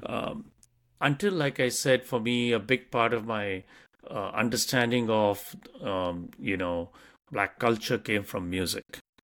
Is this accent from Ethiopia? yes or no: no; India; moved away as an adult; now in United States; I came from India and what we learnt about the U S in terms of history, uh, when we were growing up